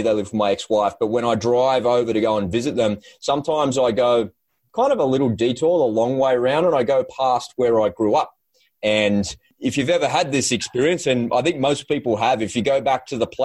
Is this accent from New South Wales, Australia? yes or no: yes; Sydney, New South Wales, Australia; I grew up in Sydney, Australia, had it from a beautiful, loving family